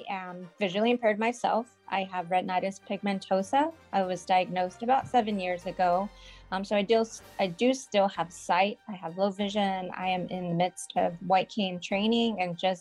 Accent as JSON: {"language": "English", "town": "Houston", "region": "Texas", "country": "United States", "tie": "born or raised there", "also_born_or_lived": "New York", "said": "I am from Houston, Texas, born and raised"}